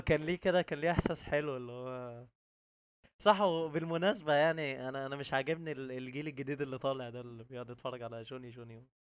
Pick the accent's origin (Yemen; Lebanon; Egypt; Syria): Egypt; عندنا في مصر